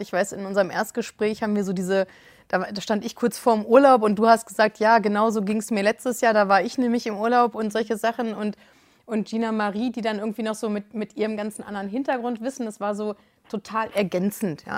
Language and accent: German; Hanover, Lower Saxony, Germany; ich komme aus Hannover.